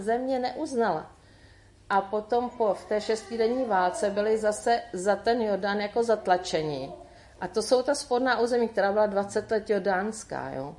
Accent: Czechia; jako Češi

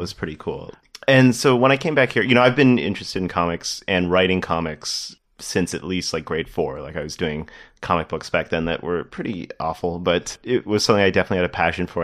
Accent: Toronto, Ontario, Canada; also born or lived in Windsor; I grew up in Toronto

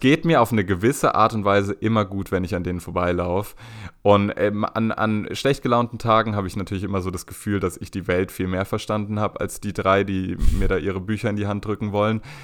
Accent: Berlin, Germany; als Berliner

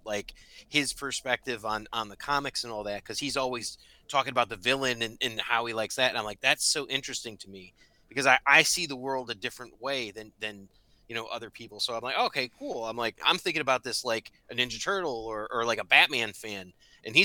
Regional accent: Connecticut, United States; now in Illinois, United States; I live in Illinois, so I'm from Connecticut

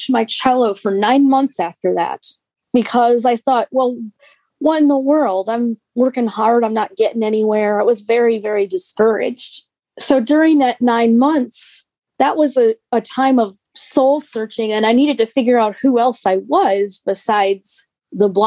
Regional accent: Park Ridge, Illinois, United States; where I was living in my hometown of Park Ridge

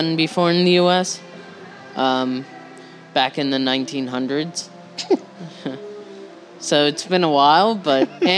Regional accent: New York, United States; I grew up in New York

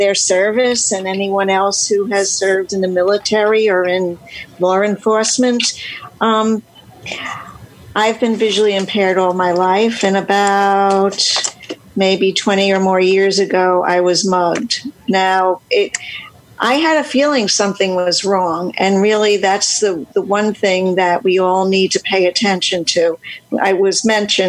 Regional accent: New York City, New York, United States; I'm from New York City.

